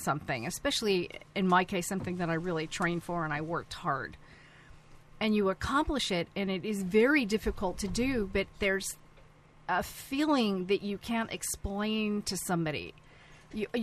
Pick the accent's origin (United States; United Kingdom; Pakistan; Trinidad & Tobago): United States; North Syracuse, New York; moved away; I grew up in North Syracuse, New York.